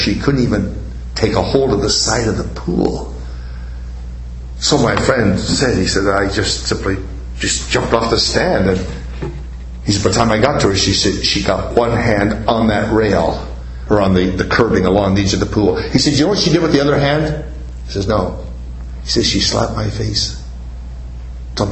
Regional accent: Canada; I'm a Canadian

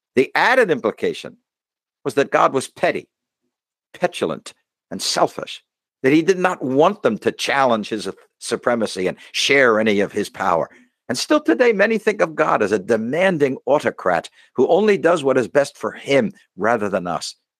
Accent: United States; as an American

